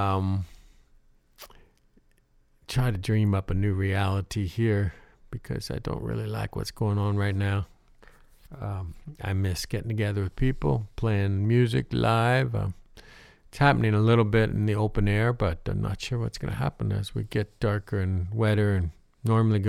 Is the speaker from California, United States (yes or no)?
no; Ohio, United States; moved away; I grew up in Ohio